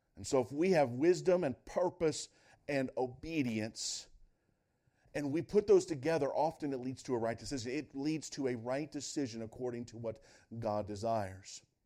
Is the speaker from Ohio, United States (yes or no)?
yes; Northwest Ohio, United States; I grew up in Northwest Ohio